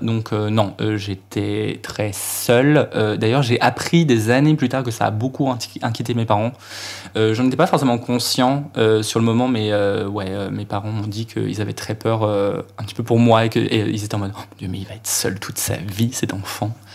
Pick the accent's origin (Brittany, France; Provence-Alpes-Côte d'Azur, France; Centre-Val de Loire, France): Brittany, France; Finistère; je viens de Bretagne, du fin fond du trou du cul de la Bretagne, euh, Finistère